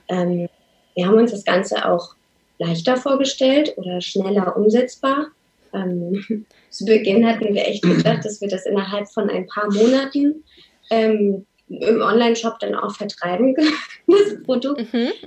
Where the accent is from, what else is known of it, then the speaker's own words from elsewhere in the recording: Lower Saxony, Germany; moved away as an adult; also born or lived in Hamburg; oder wir beide kommen gebürtig aus Niedersachsen